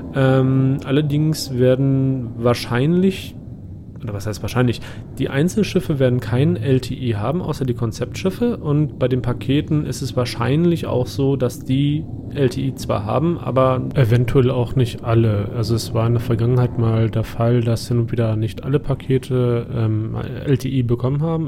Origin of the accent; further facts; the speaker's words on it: Germany; mich persönlich als Deutscher